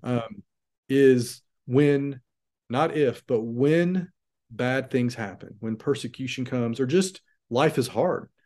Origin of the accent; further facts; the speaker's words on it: United States; as an American